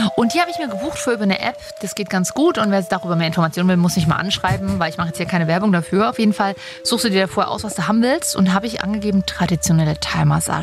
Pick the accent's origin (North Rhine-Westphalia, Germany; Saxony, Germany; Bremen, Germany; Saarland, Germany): Saxony, Germany; Leipzig; ich komme aus Sachsen, ich bin Leipzigerin und deswegen bin ich eigentlich Leipzigerin und nicht Sächsin.